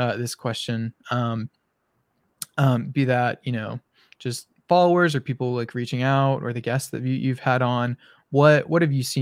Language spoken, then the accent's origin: English; Birmingham, Alabama, United States; growing up in Birmingham